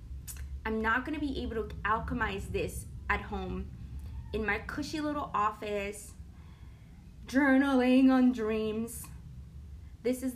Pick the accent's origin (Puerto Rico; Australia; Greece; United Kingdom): Puerto Rico; I'm from Puerto Rico, and we do have a rainforest in Puerto Rico